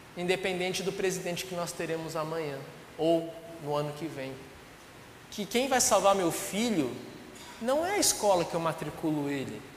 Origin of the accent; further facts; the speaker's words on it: Brazil; eu sou brasileiro